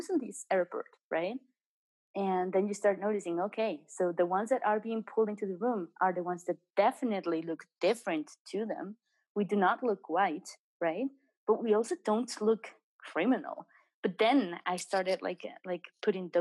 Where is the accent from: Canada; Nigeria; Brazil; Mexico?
Mexico; also born or lived in England